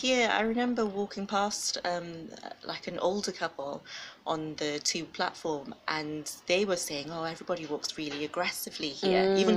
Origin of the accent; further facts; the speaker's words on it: Wales, United Kingdom; I'm from Wales